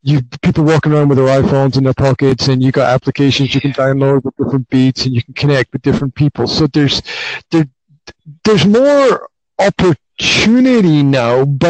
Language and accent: English; Highlands of Scotland, United Kingdom; I grew up in the Highlands of Scotland